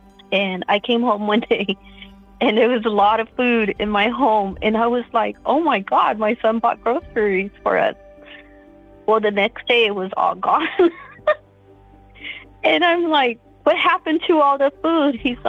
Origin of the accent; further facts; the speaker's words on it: Fresno, California, United States; now in Fort Worth, United States; I live in Fort Worth, Texas. I'm originally from Fresno, California.